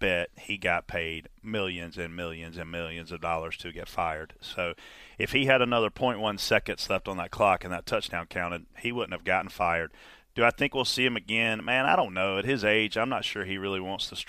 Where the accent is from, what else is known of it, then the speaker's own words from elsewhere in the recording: South Carolina, United States; I'm from South Carolina